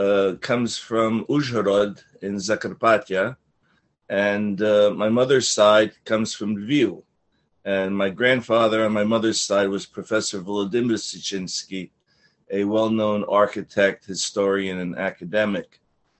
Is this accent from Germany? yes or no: no; Paterson, New Jersey, United States; I was born and raised in Paterson, New Jersey.